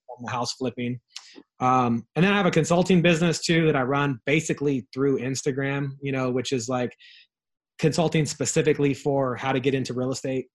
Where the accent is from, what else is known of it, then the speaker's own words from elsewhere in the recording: Ontario, California, United States; I grew up in Ontario, in a rough part of town in in Southern California.